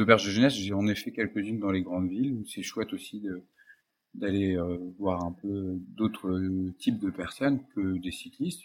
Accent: Paris, Île-de-France, France; je suis parisien, j'ai toujours vécu en région euh, parisienne

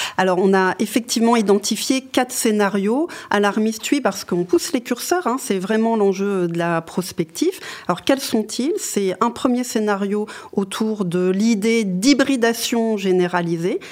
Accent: Lorraine, Grand Est, France; moved away; je viens de Lorraine

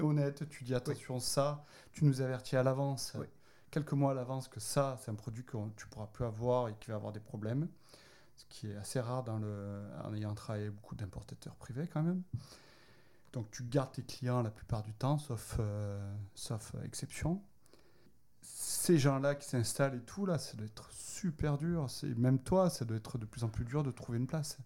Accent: Marseille, Provence-Alpes-Côte d'Azur, France; moved away; Je suis marseillais

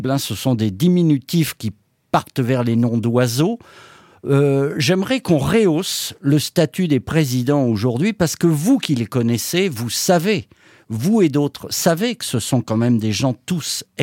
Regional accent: France; c'est vrai que nous sommes, nous sommes des Français, mais quand même

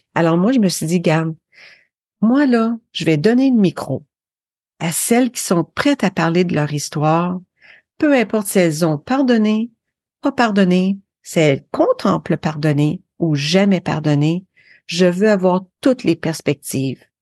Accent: Sherbrooke, Quebec, Canada; accent: North American; moved away; also born or lived in Windsor, Quebec / Alberta / Ontario; Je viens des cantons de l'Est euh, au Québec, une petite ville qui s'appelait Windsor, mais ensuite on est déménagé à Sherbrooke.

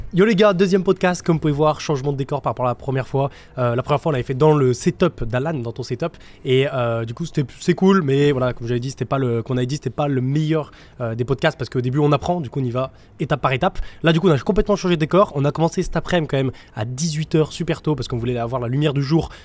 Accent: France; moved away; on est français

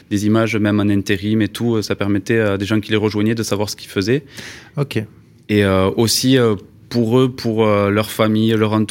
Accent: Toulouse, Occitania, France; moi, je suis originaire de Toulouse

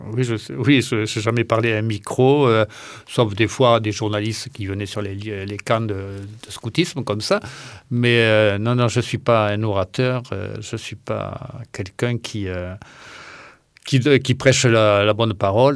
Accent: Ramonville-Saint-Agne, Occitania, France; je suis né à Ramonville

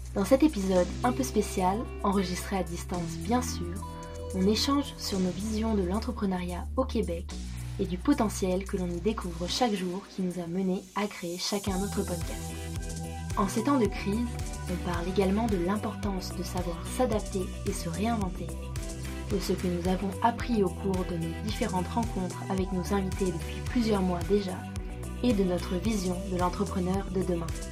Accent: France; moved away as an adult; now in Montreal, Canada; je suis française en PVT, arrivée depuis un an à Montréal

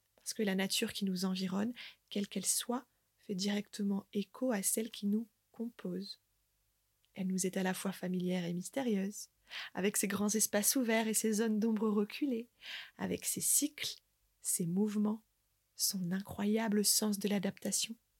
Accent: Côte d'Opale, Hauts-de-France, France; moved away; j'ai fait le choix, avec ma famille, de revenir vivre sur ma terre natale, la Côte d'Opale

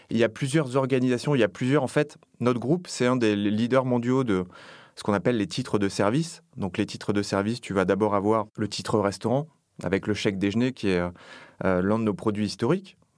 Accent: Nouvelle-Aquitaine, France; now in Paris, France; je suis originaire du sud-ouest de la France, du Lot-et-Garonne, qui est un lieu où j'ai grandi, où je suis né, où j'ai toute ma famille. Donc je suis d'abord ça, je suis d'abord un gars du Sud qui est venu travailler sur Paris.

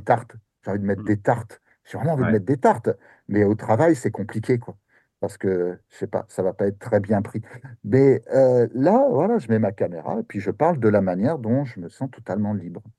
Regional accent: near Paris, Île-de-France, France; moved away as an adult; now in Japan; je suis français

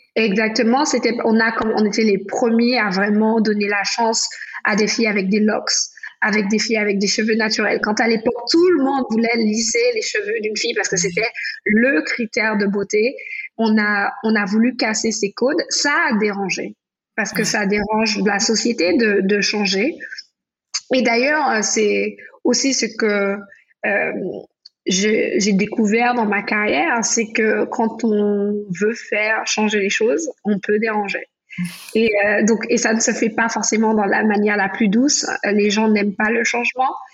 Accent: Martinique; now in New York, United States; quand j'étais petite aux Antilles, en Martinique

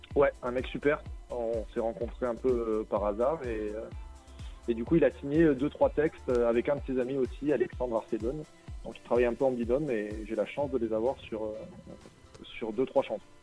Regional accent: Nice, Provence-Alpes-Côte d'Azur, France; je suis un artiste du Sud. Je viens de Nice

